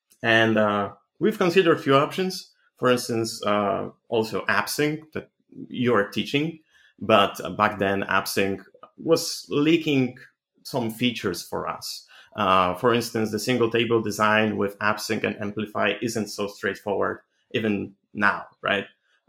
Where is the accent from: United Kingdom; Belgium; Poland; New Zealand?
Poland; I'm 25 from Poland.